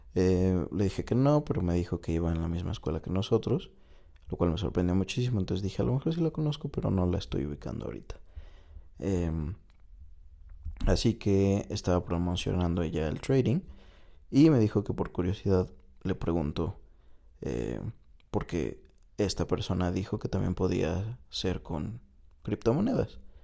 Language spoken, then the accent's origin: Spanish; Mexico; moved away as an adult; also born or lived in China; llegué a México, un lugar que... Eh, de cierta manera desconozco, aunque es mi país, porque estuve fuera seis años